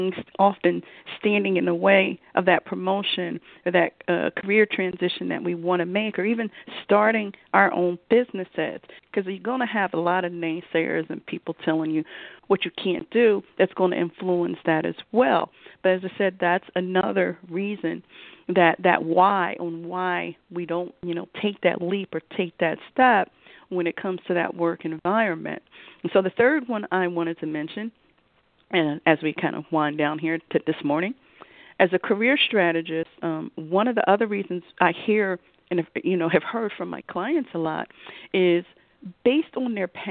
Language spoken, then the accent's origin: English; Philadelphia, Pennsylvania, United States; I'm from Philly, okay, grown up, raised, you know, Temple, Philly, all things Philly